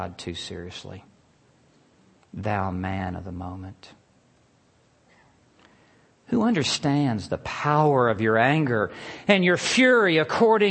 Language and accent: English; Memphis, Tennessee, United States; moved away as an adult; also born or lived in Lubbock, Texas; I grew up in Memphis, Tennessee.